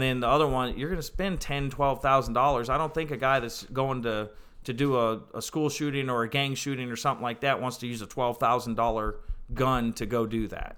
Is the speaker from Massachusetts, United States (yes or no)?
no; Ohio, United States; now in North Carolina, United States; I grew up in Ohio